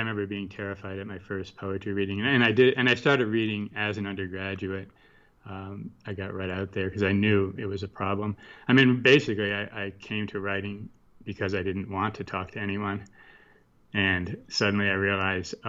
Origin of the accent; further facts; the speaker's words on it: Connecticut, United States; moved away as an adult; now in Santa Fe, United States; I went back east first, where I'm from. I'm from Connecticut